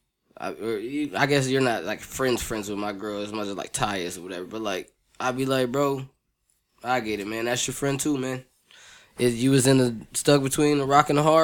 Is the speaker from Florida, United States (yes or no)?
no; Toledo, Ohio, United States; I'm from Toledo